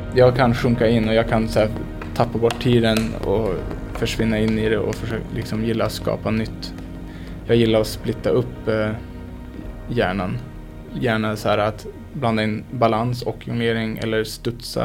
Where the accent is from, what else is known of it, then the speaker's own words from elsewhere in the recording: Skellefteå, Västerbotten County, Sweden; also born or lived in Bureå; växte jag upp i Skellefteå